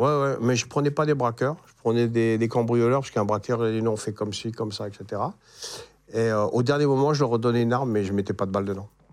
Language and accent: French; north of France, France; moved away as an adult; also born or lived in Berck / Marseille; j'étais du Nord. Hein. Hein, pour nous, gens du Nord